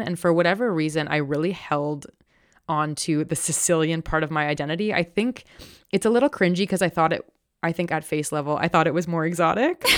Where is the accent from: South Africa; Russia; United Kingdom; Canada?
Canada; Toronto, Ontario; I grew up in a predominantly white, upper middle class neighborhood, um, in Toronto